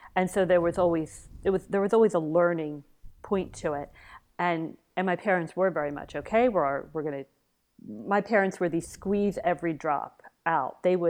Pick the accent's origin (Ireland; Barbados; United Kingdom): United Kingdom; Yes, absolutely. We're British.